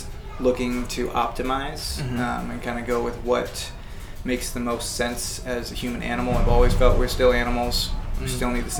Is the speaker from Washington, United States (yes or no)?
yes; Kirkland, Redmond, Orcas Island, Washington, United States; now in Seattle, United States; growing up in Kirkland Redmond